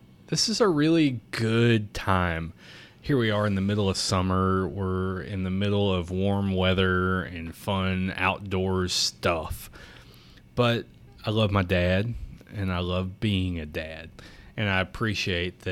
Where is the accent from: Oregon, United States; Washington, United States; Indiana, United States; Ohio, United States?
Indiana, United States; Southern; I have been born and raised in Southern Indiana.